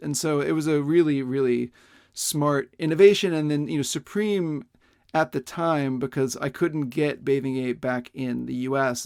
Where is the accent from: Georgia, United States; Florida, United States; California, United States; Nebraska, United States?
Florida, United States; Pensacola; now in Tokyo, Japan; I grew up in the American South, and mostly in a city called Pensacola, which is in Florida